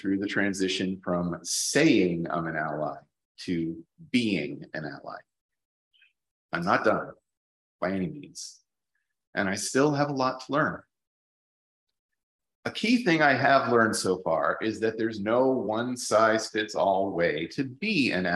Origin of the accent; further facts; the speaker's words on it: Plainfield, Connecticut, United States; moved away as an adult; also born or lived in Baltimore, United States; now in Auckland, New Zealand; I grew up in a rural part of Connecticut in the northeastern United States. My hometown, Plainfield, was small.